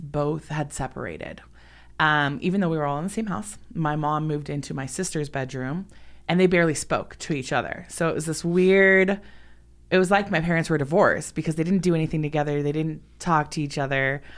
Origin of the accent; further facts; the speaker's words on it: Los Angeles, California, United States; I was born and raised in Los Angeles, California